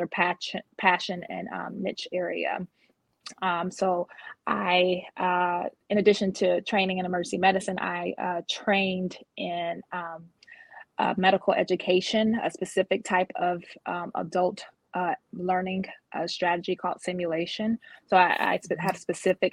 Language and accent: English; Georgia, United States; also born or lived in North Jersey; now in Baltimore, United States; I'm a Baltimore, Maryland resident, but my background is I was born a Jersey girl. In North Jersey, and I was raised in the South, so I still consider myself a Georgia peach. Jersey girl turned Georgia peach, because I was raised in Georgia